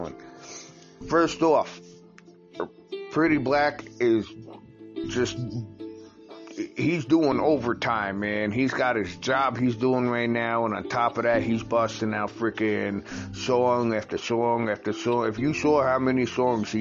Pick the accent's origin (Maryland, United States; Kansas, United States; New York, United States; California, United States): New York, United States; moved away as an adult; also born or lived in Virginia; black people from New York to move out of state. Because I did that back when I moved to Virginia in late 2004